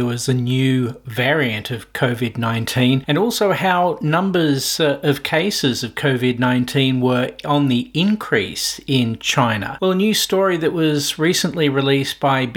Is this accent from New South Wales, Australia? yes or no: no; Victoria, Australia; in my home state of Victoria